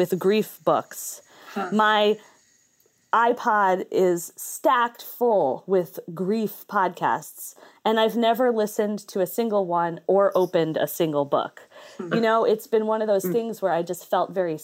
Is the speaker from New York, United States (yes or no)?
yes; Ithaca, New York, United States; also born or lived in Corning, New York / Hornell, New York; I grew up in Ithaca, it was like I was in Ithaca, I was in Corning, I was in Hornell, I was back in Ithaca